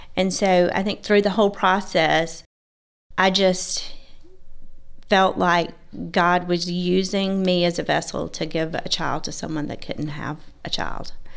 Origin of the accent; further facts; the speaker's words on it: Georgia, United States; I was raised in a small town, uh, in Georgia.